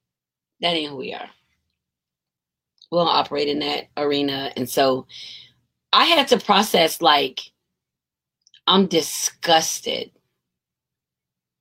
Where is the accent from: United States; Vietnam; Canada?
United States; they find out I'm American